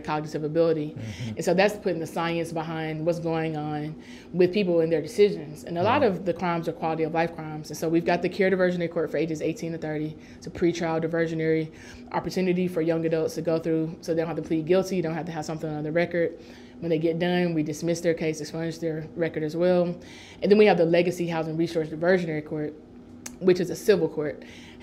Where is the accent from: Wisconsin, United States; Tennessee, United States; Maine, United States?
Tennessee, United States; Nashville; I was raised in North Nashville